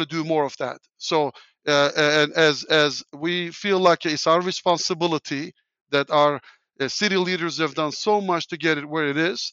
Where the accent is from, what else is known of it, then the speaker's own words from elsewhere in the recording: Turkey; English is a second language; moved away as an adult; now in Indianapolis, United States; where I grew up in Turkey, everybody relies on government to do things